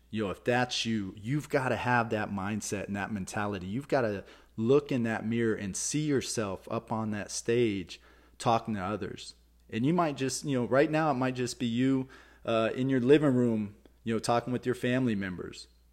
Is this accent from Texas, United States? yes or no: yes; Texas, United States; I'm from Texas. I grew up in Texas